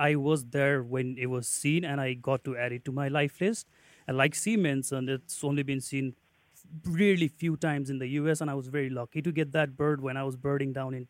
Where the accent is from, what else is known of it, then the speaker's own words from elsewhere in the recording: Nepal; moved away; So I am originally from Nepal